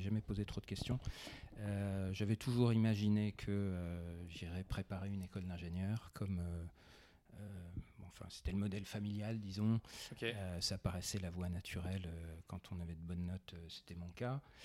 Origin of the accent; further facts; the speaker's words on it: Besançon, Bourgogne-Franche-Comté, France; Je suis provincial. J'ai grandi à Besançon.